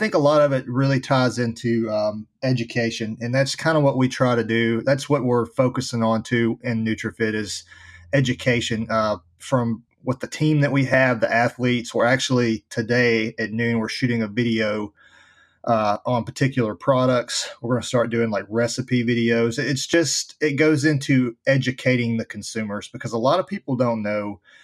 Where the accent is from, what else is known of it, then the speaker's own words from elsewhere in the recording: Nashville, Tennessee, United States; I was born and raised here in Nashville, Tennessee